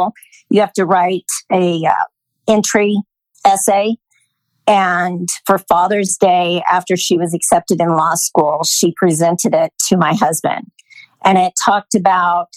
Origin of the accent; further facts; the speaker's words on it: Idaho, United States; moved away as an adult; also born or lived in Los Angeles, California; now in Austin, United States; I was from Idaho and moved to California, LA to be with him